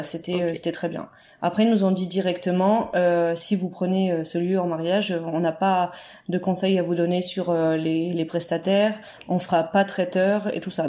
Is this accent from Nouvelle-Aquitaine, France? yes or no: no; Berry, Centre-Val de Loire, France; on est originaire du centre de la France